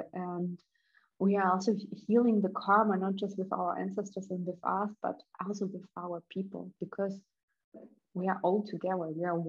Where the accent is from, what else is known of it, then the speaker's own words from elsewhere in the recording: Germany; also born or lived in Kazakhstan / Russia; because I was born in Kazakhstan and later we immigrated to Russia back. And when I was 10, we moved to Germany